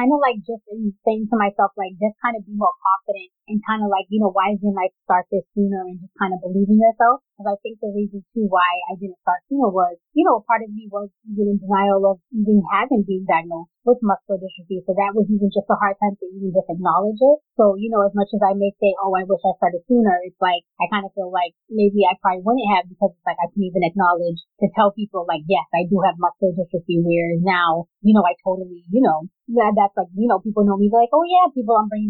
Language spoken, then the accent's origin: English; Cambridge, Massachusetts, United States; I'm from Cambridge, Massachusetts